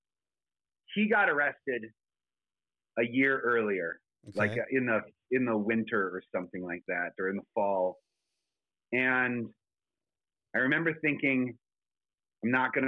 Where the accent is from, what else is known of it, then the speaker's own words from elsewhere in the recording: South Dakota, United States; moved away; also born or lived in California; my home state of South Dakota